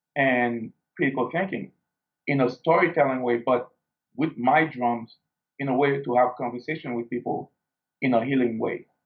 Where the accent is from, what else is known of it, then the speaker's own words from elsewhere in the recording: Haiti; growing up in Haiti, we didn't have the luxury of uh, a first world